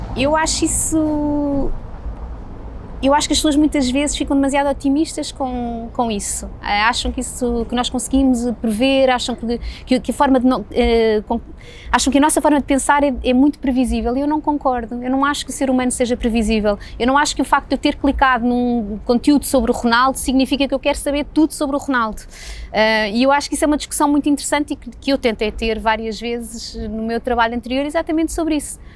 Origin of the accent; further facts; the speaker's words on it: Portugal; also born or lived in United States; somos portugueses